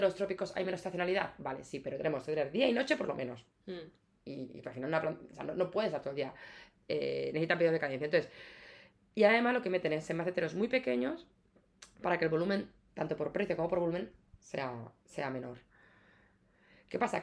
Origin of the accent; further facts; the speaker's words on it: Ciudad Real, Castilla-La Mancha, Spain; now in Madrid, Spain; vengo de, de, de, de Castilla, yo soy de Portugal, Ciudad Real, mis padres son, son gallegos